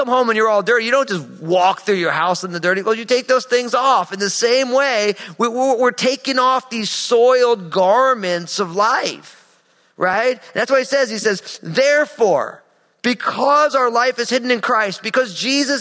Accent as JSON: {"language": "English", "region": "New Jersey", "country": "United States", "tie": "born or raised there", "said": "in the wintertime in my home state of New Jersey, we would play these crazy epic snow football games"}